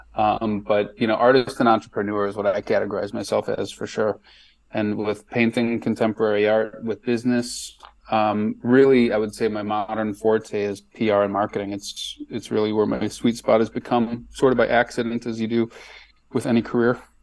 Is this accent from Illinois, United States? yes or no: yes; Chicago, Illinois, United States; moved away as an adult; now in Nashville, United States; Born and raised there, lived there for 30, 30 years or so.